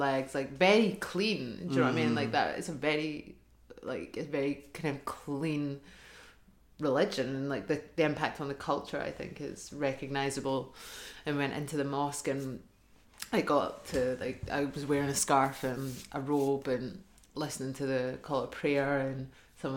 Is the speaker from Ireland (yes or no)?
no; Hamilton, Scotland, United Kingdom; I'm from Hamilton